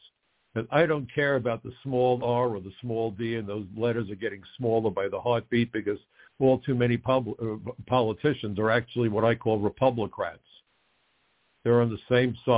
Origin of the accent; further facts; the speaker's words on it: New York, United States; My hometown was attacked. The ashes landed on my house.